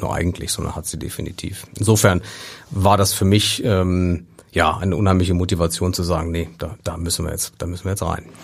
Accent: near Bonn, North Rhine-Westphalia, Germany; now in Hamburg, Germany; im Rheinland, in der Nähe von, von, von Bonn

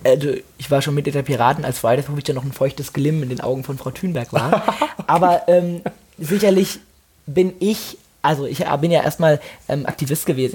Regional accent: Mainz, Rhineland-Palatinate, Germany; Also ich bin ja auch in Mainz aufgewachsen

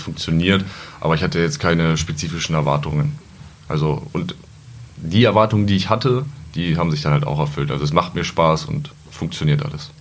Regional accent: Peine, Lower Saxony, Germany; Ich komme gebürtig aus Peine, wohne da auch noch

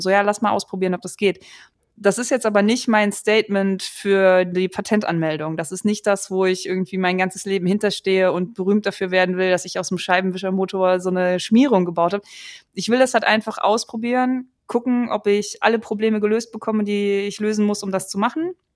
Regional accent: Germany; bei uns in Deutschland

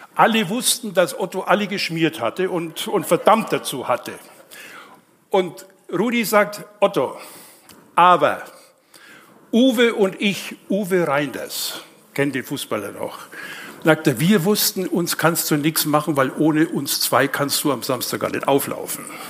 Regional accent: Nuremberg, Bavaria, Germany; now in Leipzig, Germany; ich bin gebürtiger Nürnberger

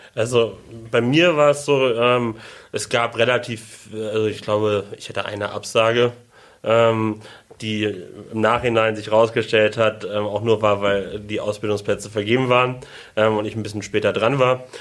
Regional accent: Hamburg, Germany; moved away as an adult; now in Sylt, Germany; ich komme aus Hamburg

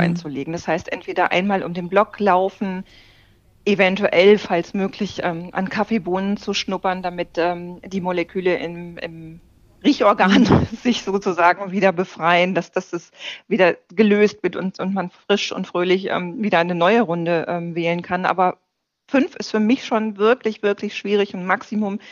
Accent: Ruhr area, North Rhine-Westphalia, Germany; now in Berlin, Germany; Ich bin im Ruhrgebiet geboren

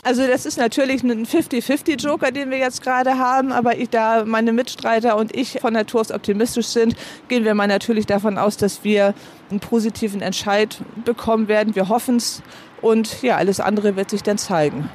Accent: Heide, Schleswig-Holstein, Germany; meine Kindheit hier in Heide und ich habe in der Nähe des Wasserturms gewohnt. In der Heilstädter Straße bin ich groß geworden

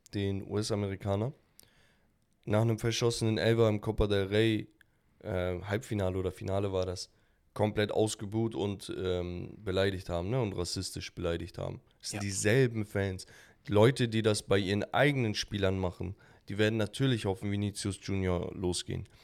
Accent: Hamburg, Germany; als Hamburger

